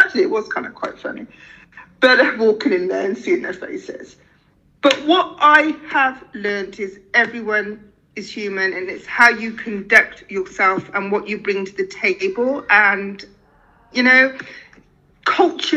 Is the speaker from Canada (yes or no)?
no; United Kingdom; accent: British; moved away as an adult; also born or lived in Deep South, United States; the British accent